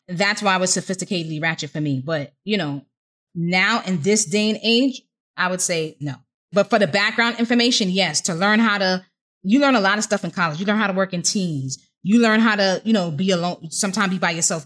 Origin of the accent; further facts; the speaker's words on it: New York, United States; I was from New York